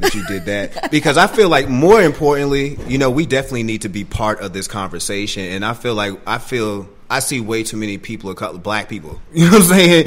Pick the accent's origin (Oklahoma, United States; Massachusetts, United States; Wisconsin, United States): Massachusetts, United States; Boston; my state, Massachusetts, I'm from Boston